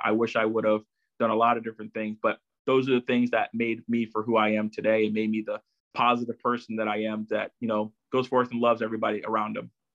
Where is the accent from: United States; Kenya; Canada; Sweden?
United States; Chesapeake, Virginia; also born or lived in Brooklyn, New York; I've lived here in Virginia, so most of my life. So I, I really have to claim, you know, Chesapeake, Virginia as, you know, my other hometown